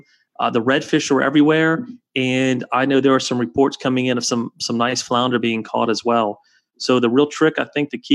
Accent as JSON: {"language": "English", "town": "Prairieville", "region": "Louisiana", "country": "United States", "said": "I'm from Prairieville. I went to Santa Maul before there was Dutchtown"}